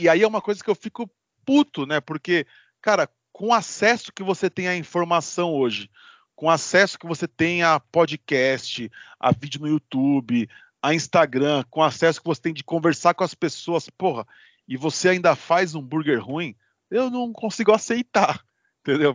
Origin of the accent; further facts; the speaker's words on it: Osasco, São Paulo, Brazil; eu sou de Osasco